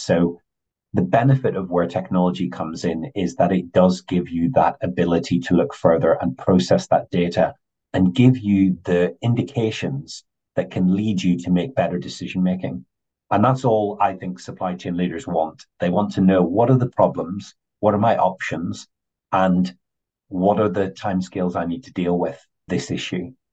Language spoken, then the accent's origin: English; Northern Ireland, United Kingdom; I grew up in Northern Ireland